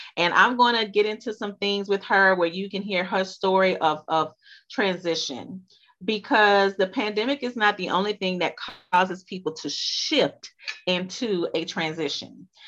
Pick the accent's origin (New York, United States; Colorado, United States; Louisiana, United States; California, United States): Louisiana, United States; accent: Louisiana; she's from my home state, so y'all pardon us if our accents come out.